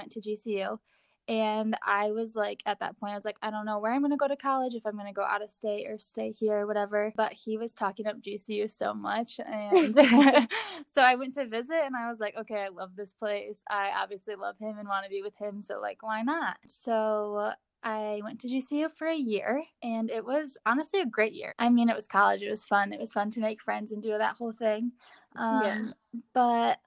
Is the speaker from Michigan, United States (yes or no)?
yes; West Michigan, United States; I was born and raised in West Michigan, still living in West Michigan in Holland